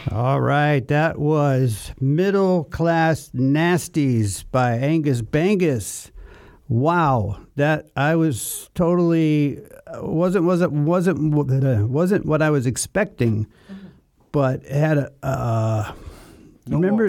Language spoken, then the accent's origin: English; Chicago, Illinois, United States; moved away; Chicago, Illinois, my hometown. We grew up in Chicago at the same time